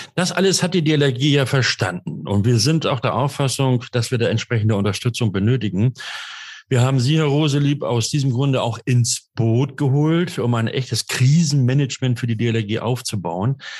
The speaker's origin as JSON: {"language": "German", "region": "Hamburg", "country": "Germany", "said": "ich bin Hamburger und heute im Norden unterwegs"}